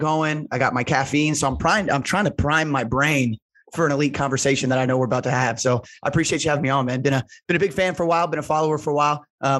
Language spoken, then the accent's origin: English; Indianapolis, Indiana, United States; I grew up in Indianapolis to an incredible family.